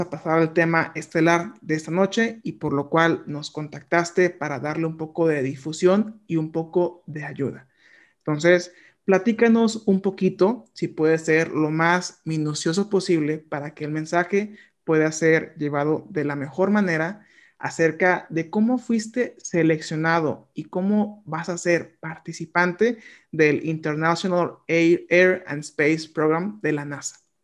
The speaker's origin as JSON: {"language": "Spanish", "country": "Mexico", "said": "nosotros como mexicanos"}